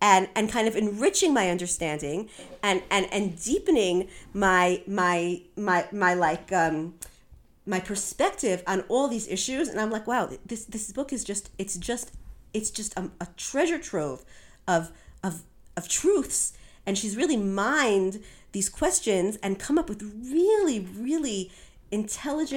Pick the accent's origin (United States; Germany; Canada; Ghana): United States; us as American Jews